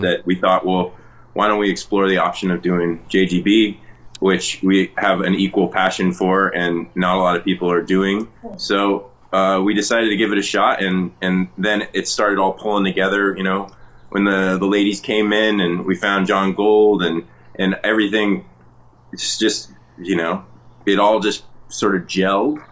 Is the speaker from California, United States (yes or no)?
yes; the Bay Area, California, United States; I grew up in the Bay